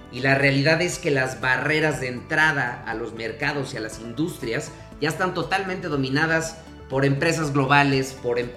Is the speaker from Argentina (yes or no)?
no; Mexico; eso como, mexicanos que estamos compitiendo a, los grandes corporativos eh, que son de otros países